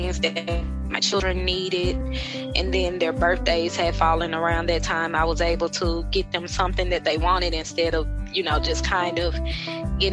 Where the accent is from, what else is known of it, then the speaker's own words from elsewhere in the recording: Jackson, Mississippi, United States; I'm from Jackson, Mississippi.